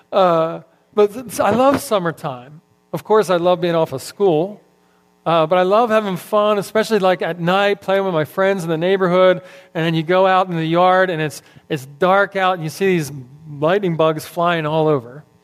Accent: Philadelphia, Pennsylvania, United States; now in Texas, United States; I'm transplanted from Philadelphia a long time ago, as Gary likes to point out every time I come up here. I'm still a foreigner, I guess.

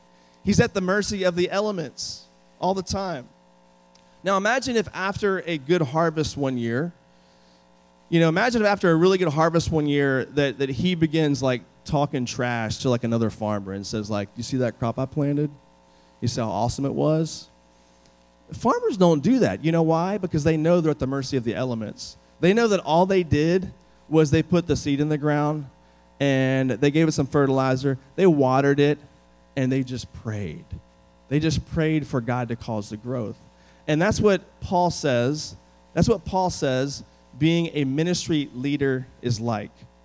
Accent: United States; now in Texas, United States; I grew up like an hour from the city, and I grew up in the sticks, in the middle of nowhere

